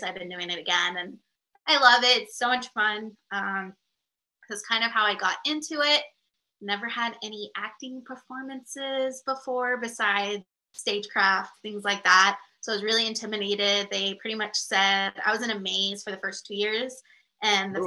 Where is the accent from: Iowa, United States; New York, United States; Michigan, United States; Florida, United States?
Florida, United States; South; moved away as an adult; now in California, United States; I'm actually originally from Florida